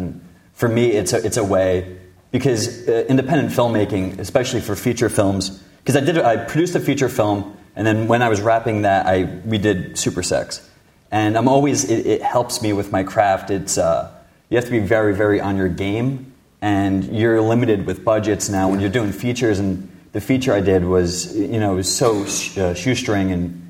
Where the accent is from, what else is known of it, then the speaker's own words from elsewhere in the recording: New Jersey, United States; I grew up in New Jersey